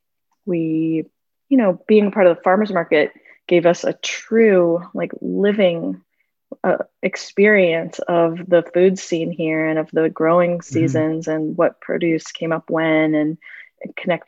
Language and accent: English; Minnesota, United States; moved away as an adult; also born or lived in Costa Rica; now in Asheville, United States; I'm from Minnesota, so I've never lived in the South